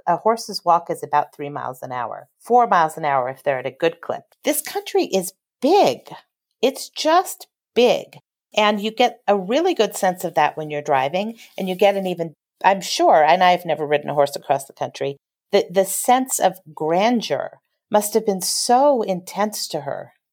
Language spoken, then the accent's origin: English; Los Angeles, California, United States; also born or lived in Houston, Texas; I grew up in Los Angeles.